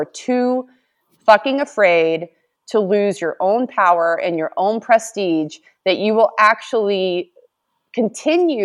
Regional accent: United States

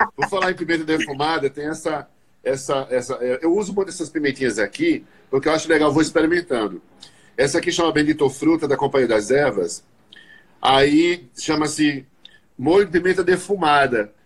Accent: Northeast Region, Brazil; eu sou nordestino

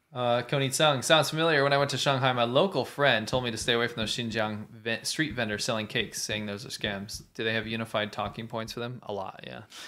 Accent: Pennsylvania, United States; I was raised in Pennsylvania

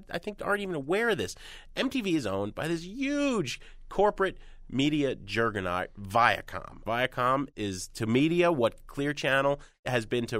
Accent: Jersey City, New Jersey, United States; Literally, I grew up in Jersey City, yeah.

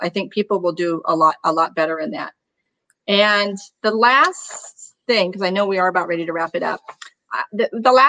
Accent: New England, United States; moved away; I was born in New England

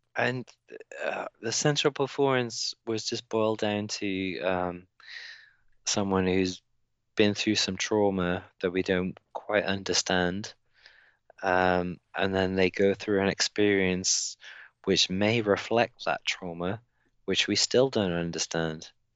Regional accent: United Kingdom; as a British person

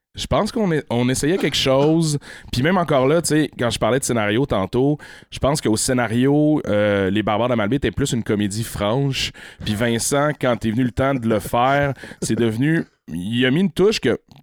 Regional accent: La Malbaie, Quebec, Canada; also born or lived in Baie-Saint-Paul; Je suis natif de la Malbaie.

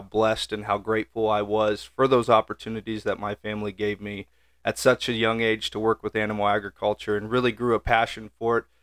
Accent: York, Nebraska, United States; I'm originally just right down the road here, uh, from D N A Genetics from York, Nebraska is where I grew up

